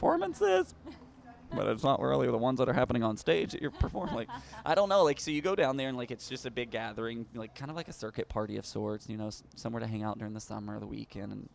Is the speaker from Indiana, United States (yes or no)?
no; Greenville, Texas, United States; I grew up in a real small town in East Texas